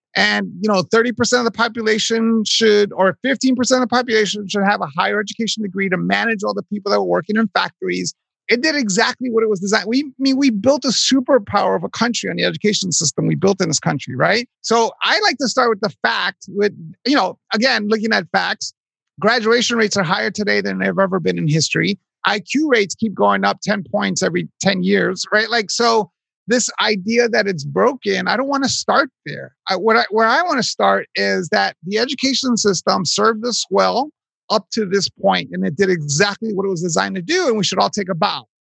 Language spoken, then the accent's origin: English; New York City, New York, United States; I was born raised in Hell's Kitchen, New York.